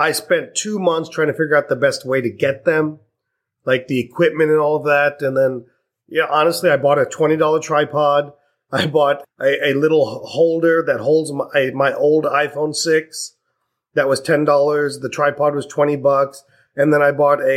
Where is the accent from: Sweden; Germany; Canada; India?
India; I'm Indian